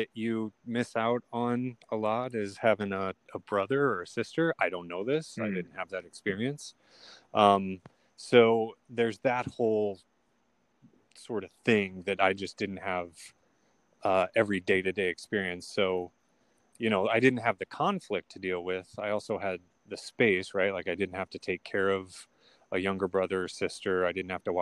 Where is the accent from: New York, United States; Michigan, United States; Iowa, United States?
Iowa, United States; Sioux City; I was born in Sioux City, Iowa.